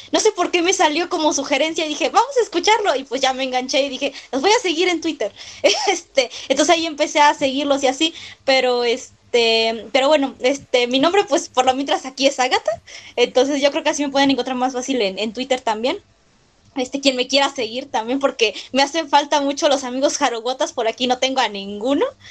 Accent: Mexico City, Mexico; soy de la Ciudad de México

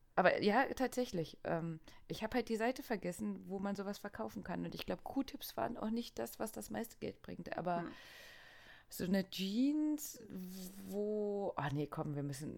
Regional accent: East Germany, Germany; ich bin ja aus dem Osten.

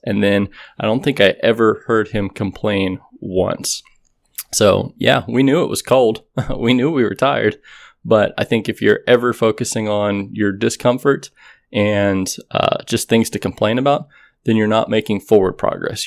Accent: Texas, United States; growing up in Texas

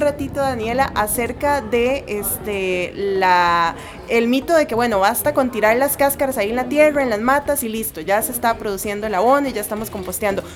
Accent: Costa Rica; nuestro país

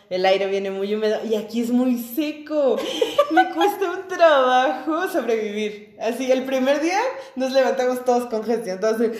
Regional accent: Mexico City, Mexico; yo soy chilango.

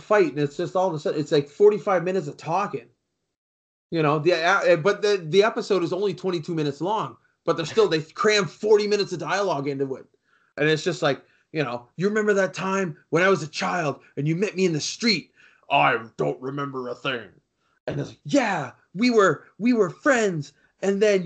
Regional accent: Canada; I'm Canadian. I live in Canada

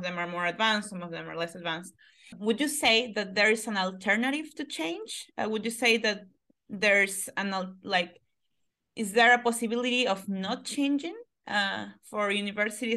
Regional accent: Peru; I come from Peru

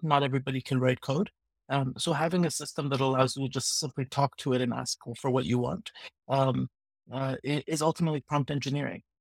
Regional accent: Vancouver, British Columbia, Canada; I'm from Vancouver, Canada

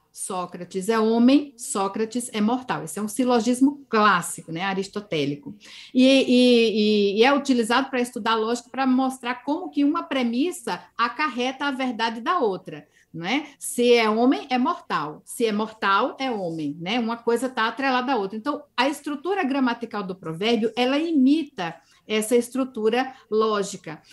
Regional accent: Campina Grande, Paraíba, Brazil; moved away; Eu vim do Nordeste do Brasil, sou nordestina, sou paraibana, né? Sou de Campina Grande, a capital do forró. E cresci com essa linguagem muito expressiva

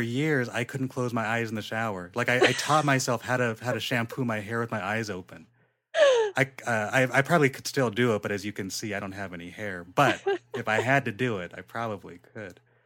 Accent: Inland Empire, California, United States; I'm from the Inland Empire

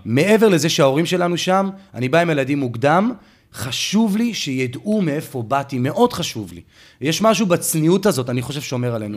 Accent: Ramla, Central District, Israel; זכינו לגדול בעיר שהיה בה קיבוץ גלויות כל כך גדול

